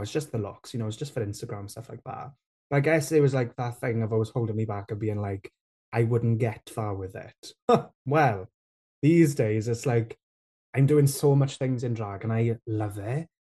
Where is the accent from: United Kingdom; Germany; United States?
United Kingdom; Rhondda, Wales; I grew up in the Rhone there, where there's not a lot of Welsh